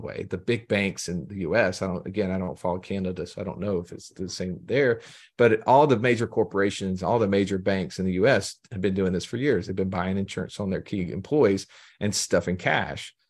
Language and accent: English; Alabama, United States; I'm from Alabama, have a strange accent